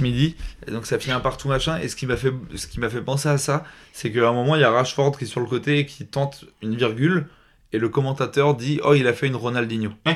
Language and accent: French; France; on est français